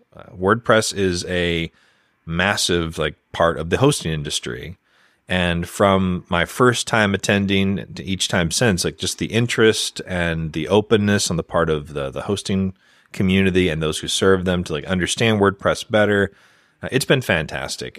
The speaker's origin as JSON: {"language": "English", "country": "United States", "said": "as an American"}